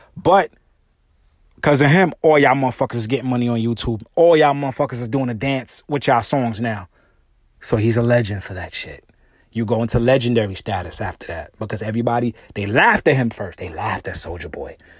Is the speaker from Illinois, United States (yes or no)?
no; New York, United States; I'm from New York